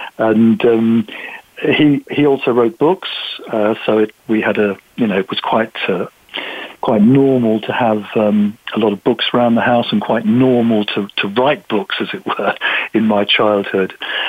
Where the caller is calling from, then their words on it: South East England, United Kingdom; We're in a chilly, dark evening just outside London in the UK.